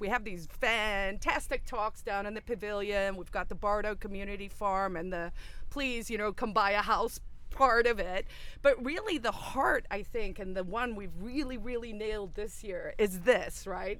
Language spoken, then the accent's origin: English; South Africa; moved away as an adult; also born or lived in Silicon Valley / New York City; now in New Hampshire, United States; my origin story is I grew up in South Africa, so under apartheid